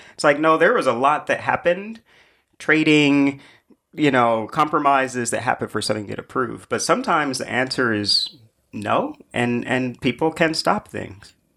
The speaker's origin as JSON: {"language": "English", "town": "Indianapolis", "region": "Indiana", "country": "United States", "tie": "born or raised there", "moved": "yes", "lives_now": "New York, United States", "said": "I grew up in Indianapolis"}